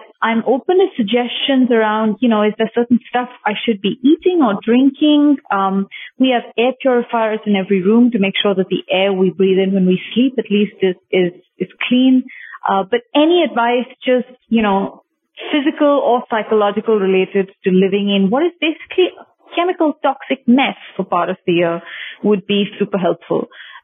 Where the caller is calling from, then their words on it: New Delhi, Delhi, India; I'm calling you from India.